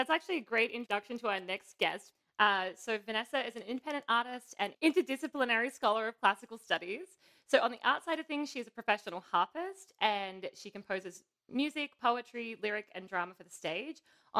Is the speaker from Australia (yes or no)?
yes; Australia; I'm Australian